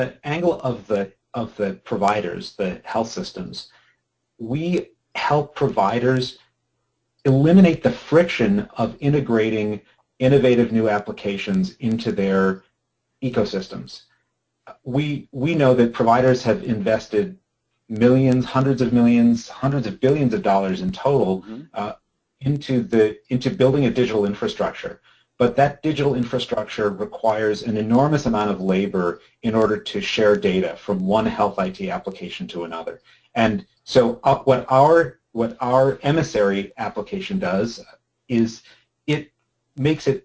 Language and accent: English; Madison, Wisconsin, United States; moved away as an adult; also born or lived in Washington, D.C. / Minnesota; I was born in Washington, D.C., actually. Lived there for the first 9 years of my life, then moved to Madison, Wisconsin with my mom and stepdad, and went to middle school and high school in Madison